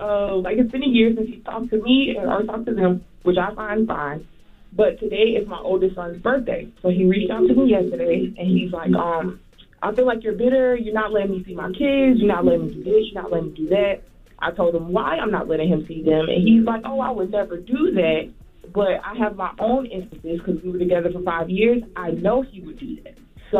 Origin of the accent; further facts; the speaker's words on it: Florida, United States; I'm from Florida.